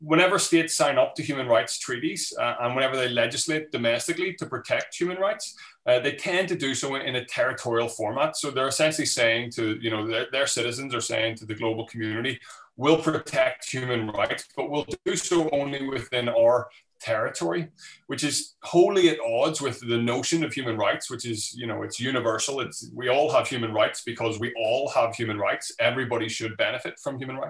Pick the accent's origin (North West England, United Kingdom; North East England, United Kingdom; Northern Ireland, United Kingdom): Northern Ireland, United Kingdom; Belfast; moved away as an adult; now in Newcastle, United Kingdom; The accent gives me away. I've been in Newcastle on and off for about 15 years, but no, I'm from Belfast originally. And so I was brought over here for university and I never really left